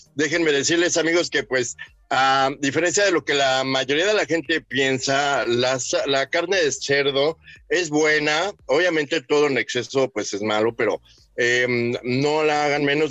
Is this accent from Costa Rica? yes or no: no; Mexico; como buenos mexicanos